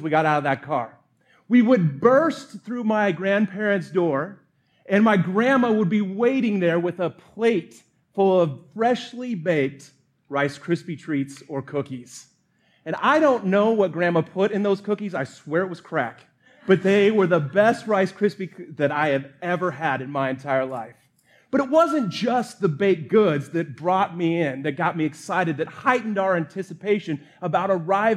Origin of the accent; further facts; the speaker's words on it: Montana, United States; I was born in Montana